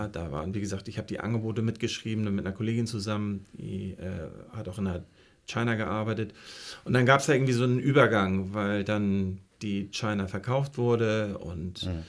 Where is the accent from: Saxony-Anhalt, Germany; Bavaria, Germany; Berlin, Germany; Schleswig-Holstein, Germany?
Schleswig-Holstein, Germany; Flensburg; moved away as an adult; now in Hamburg, Germany; Ich komme eigentlich aus Flensburg, habe da Abitur gemacht.